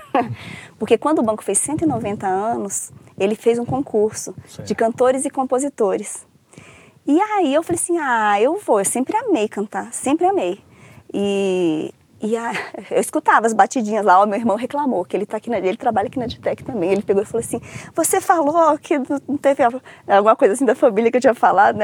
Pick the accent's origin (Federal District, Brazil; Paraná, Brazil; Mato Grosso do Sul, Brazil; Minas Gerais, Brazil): Federal District, Brazil; Brasília; also born or lived in Rio de Janeiro / São Paulo / Viçosa; eu falo que eu sou de Brasília porque eu vim para Brasília com três anos de idade